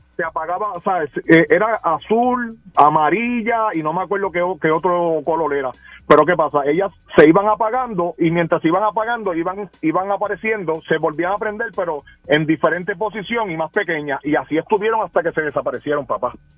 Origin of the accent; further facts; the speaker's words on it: Ponce, Puerto Rico; yo soy de, Ponce